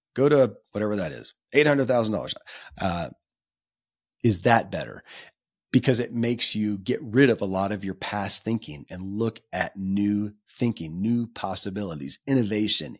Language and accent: English; Kentucky, United States; born or raised there